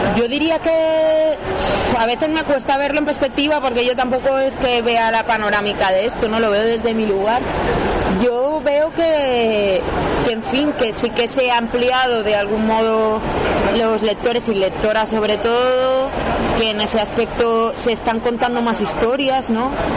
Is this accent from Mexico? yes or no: no; Valencia, Valencian Community, Spain; yo soy de Valencia, justo de un barrio que Benimaclet